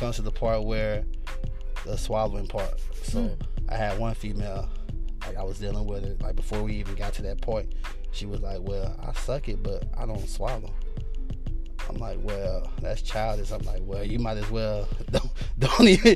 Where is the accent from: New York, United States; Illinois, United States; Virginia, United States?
Illinois, United States; Chicago; I'm from Chicago, Illinois